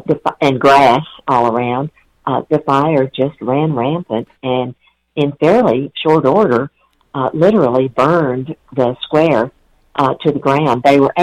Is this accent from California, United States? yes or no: no; Dallas, Texas, United States